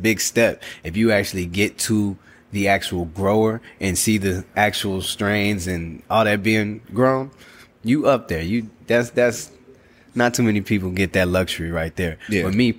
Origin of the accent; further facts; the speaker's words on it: Chicago, Illinois, United States; moved away; I'm from Chicago